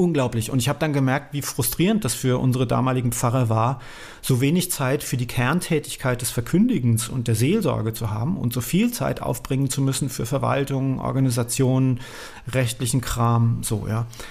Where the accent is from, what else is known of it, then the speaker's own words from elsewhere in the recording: Nierstein, Rhineland-Palatinate, Germany; also born or lived in Essen; Dann habe ich mich entschieden, dass ich nach Rheinhessen gehöre